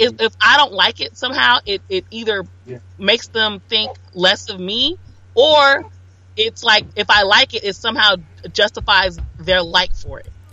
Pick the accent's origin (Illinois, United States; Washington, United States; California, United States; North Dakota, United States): California, United States; Los Angeles; I grew up around gangs. I'm from South Central LA.